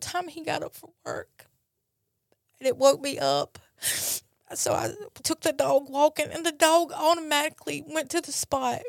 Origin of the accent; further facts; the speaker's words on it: Brandon, Mississippi, United States; from Brandon, Mississippi.